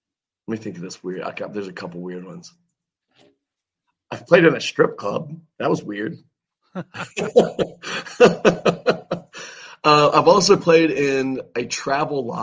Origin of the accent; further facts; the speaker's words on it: Wilmington, North Carolina, United States; here in my hometown of Wilmington, North Carolina.